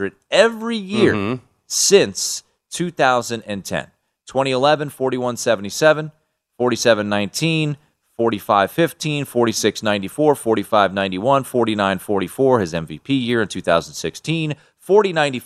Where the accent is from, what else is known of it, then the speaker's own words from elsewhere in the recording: Washington, District of Columbia, United States; My hometown Mystics